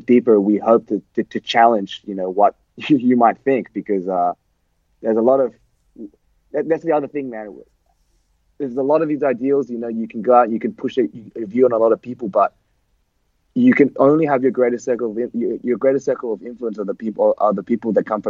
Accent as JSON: {"language": "English", "country": "Australia", "said": "we're Australian hardcore. We're Australians."}